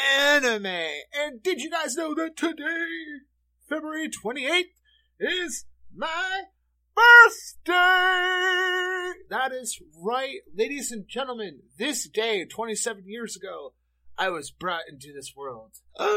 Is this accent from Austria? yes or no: no; Canada; You guys have heard me talk about on the show how growing up in Canada, I would watch Teletoon, stuff like that.